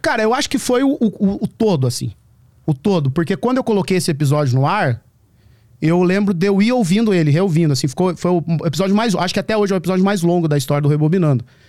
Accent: small town in the interior of Paraná, Brazil; now in São Paulo, Brazil; É uma cidade do interior do Paraná, 3.500 habitantes, sabe? Cresci, a minha, passei a minha infância lá.

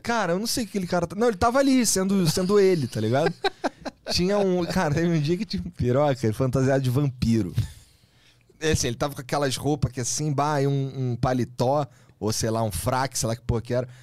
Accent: Rio de Janeiro, Brazil; now in São Paulo, Brazil

